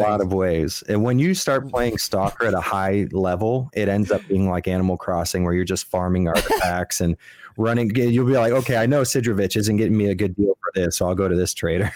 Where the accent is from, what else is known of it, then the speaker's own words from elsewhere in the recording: Miami, Florida, United States; I'm from Miami